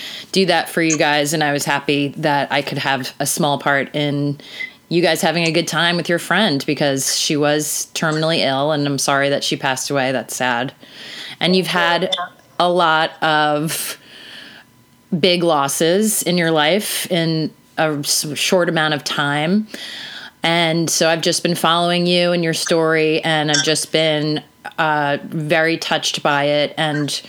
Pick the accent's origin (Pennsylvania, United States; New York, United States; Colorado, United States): New York, United States; I'm from New York